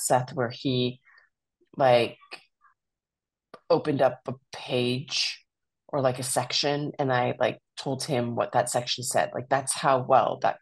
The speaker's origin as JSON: {"language": "English", "country": "Iran", "tie": "born or raised there", "moved": "yes", "lives_now": "United States", "said": "I was born in Iran"}